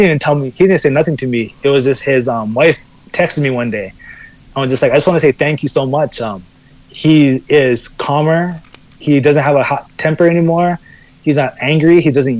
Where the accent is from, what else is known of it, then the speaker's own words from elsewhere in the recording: Kailua, Hawaii, United States; moved away; I come from like this more like, Kailua is a smaller town